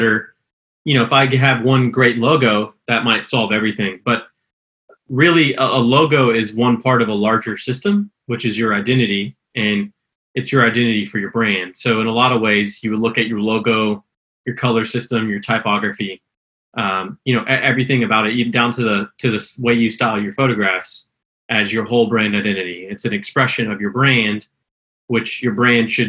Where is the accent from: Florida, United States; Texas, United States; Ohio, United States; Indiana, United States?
Texas, United States; Houston; also born or lived in Austin, Texas; I'm originally from Houston, Texas, in transition to Austin